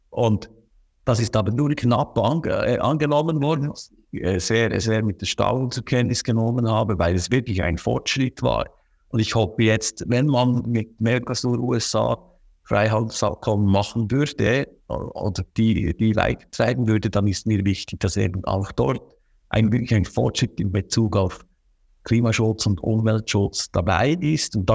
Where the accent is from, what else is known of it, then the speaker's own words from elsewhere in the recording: Bern, Switzerland; aber ich sage immer, bei uns im Berner Oberland, wir haben so viele kleine Gebäude, landwirtschaftliche Gebäude, auch mit Wohnnutzung oft.